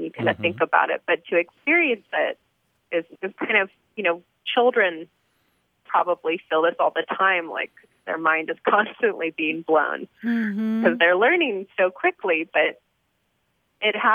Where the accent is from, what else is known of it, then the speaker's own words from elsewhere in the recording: Seattle, Washington, United States; now in Brooklyn, United States; I'm from Seattle, so I'm kind of a hippie